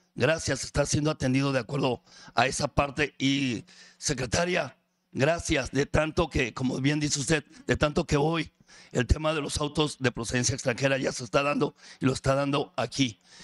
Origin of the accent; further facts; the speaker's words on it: Ensenada, Baja California, Mexico; soy de Ensenada, vivo en Ensenada